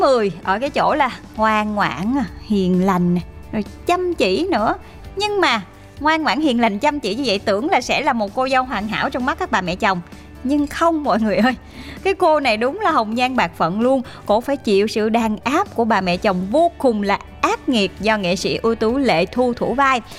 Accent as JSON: {"language": "Vietnamese", "region": "Mekong Delta", "country": "Vietnam", "tie": "born or raised there"}